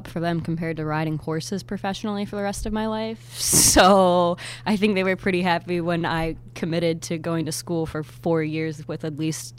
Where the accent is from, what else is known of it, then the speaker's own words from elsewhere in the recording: Baltimore, Maryland, United States; moved away as an adult; also born or lived in Milwaukee, Wisconsin; now in Clearwater, United States; I'm from Baltimore, Maryland, and I just graduated from Marquette University in Milwaukee, Wisconsin.